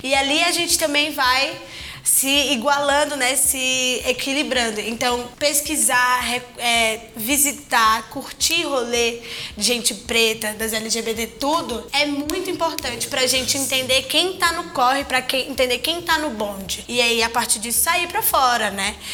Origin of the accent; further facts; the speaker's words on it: Ceará, Brazil; eu sou cearense